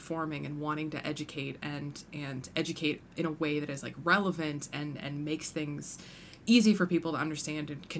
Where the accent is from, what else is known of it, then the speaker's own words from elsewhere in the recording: United States; I grew up in the Quad Cities